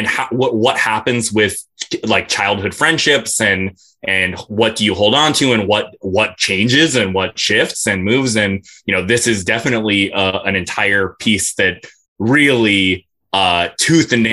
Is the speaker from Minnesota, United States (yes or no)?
yes; Minnesota, United States; Joe and I have known each other since we were six, and we grew up together in Minnesota